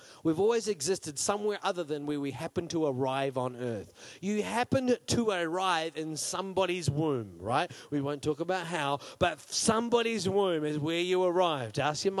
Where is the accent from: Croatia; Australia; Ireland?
Australia; accent: New Zealand; I grew up, just some of my growing up in Australia, but I was always a New Zealander. Like, we had New Zealand stickers on everything, and people mocked us for our accents, even though I didn't learn to talk in New Zealand. I learned to talk in Australia